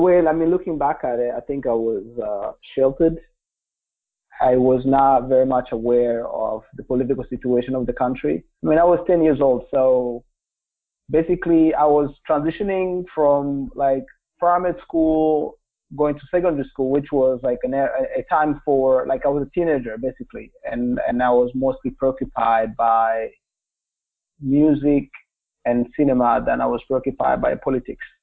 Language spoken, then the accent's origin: English; Kigali, Rwanda; English is a second language; also born or lived in Republic of the Congo / Vermont; now in United States; I grew up in Kigali, which is the capital um, of um, Rwanda